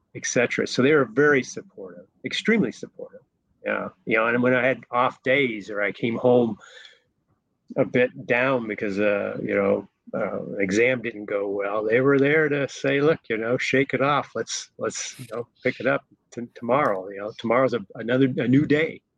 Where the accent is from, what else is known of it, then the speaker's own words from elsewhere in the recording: Golden, Colorado, United States; moved away as an adult; also born or lived in Denver, Colorado; I was born in Denver, but raised in Golden, Colorado.